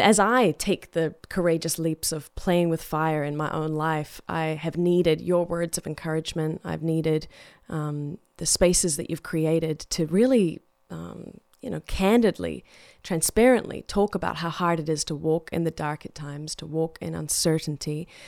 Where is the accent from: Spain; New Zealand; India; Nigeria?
New Zealand; growing up in New Zealand